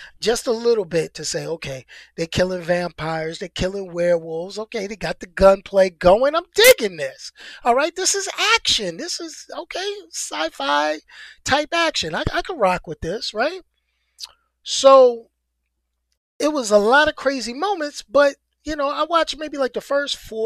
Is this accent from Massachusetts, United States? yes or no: no; New York City, New York, United States; I'm a New Yorker, but I'm from the city. I'm from one of the five boroughs.